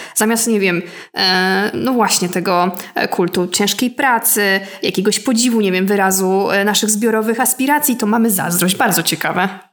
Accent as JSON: {"language": "Polish", "town": "Łódź", "region": "Łódź Voivodeship", "country": "Poland", "said": "ja jestem z Łodzi"}